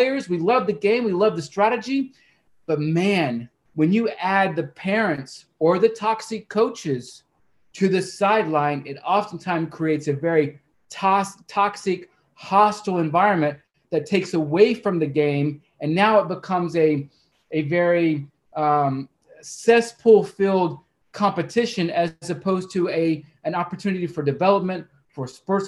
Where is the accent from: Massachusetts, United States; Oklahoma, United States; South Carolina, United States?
Oklahoma, United States; also born or lived in Arizona; I'm from Oklahoma